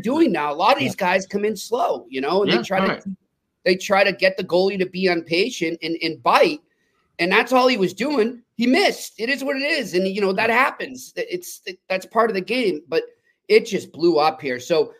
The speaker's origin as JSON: {"language": "English", "town": "Boston", "region": "Massachusetts", "country": "United States", "said": "I'm from Boston, and I'm not afraid to admit it."}